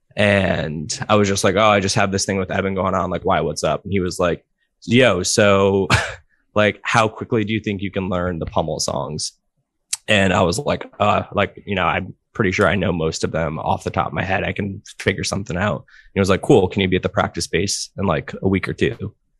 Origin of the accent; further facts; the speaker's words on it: Providence, Rhode Island, United States; I'm from Providence, Rhode Island.